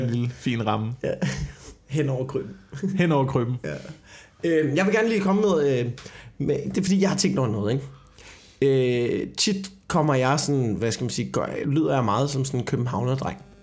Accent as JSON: {"language": "Danish", "town": "Copenhagen", "region": "Capital Region of Denmark", "country": "Denmark", "said": "jeg er en arrogant københavner"}